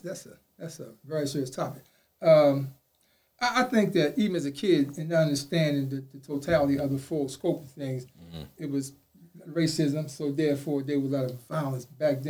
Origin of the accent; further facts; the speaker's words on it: Baltimore, Maryland, United States; also born or lived in the South; Come up in the Parkhurst area back in the 60s.